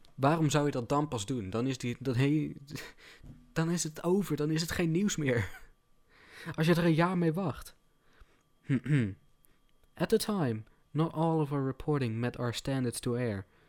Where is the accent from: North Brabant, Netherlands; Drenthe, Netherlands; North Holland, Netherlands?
North Brabant, Netherlands; Ik kom uit eh, West-Brabant, of in ieder geval de regio West-Brabant